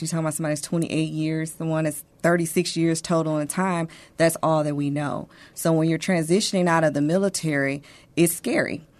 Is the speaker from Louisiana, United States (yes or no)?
yes; Monroe, Louisiana, United States; now in San Antonio, United States; I am from Monroe, Louisiana, but San Antonio is now my home.